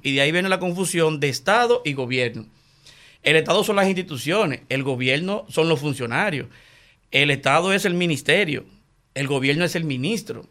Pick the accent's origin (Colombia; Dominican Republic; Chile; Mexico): Dominican Republic; Santo Domingo, Distrito Nacional; yo soy nacido y criado en Villajuana, yo nací en el patio de los cagados